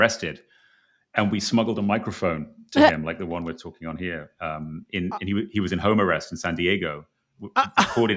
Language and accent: English; England, United Kingdom; I'm from England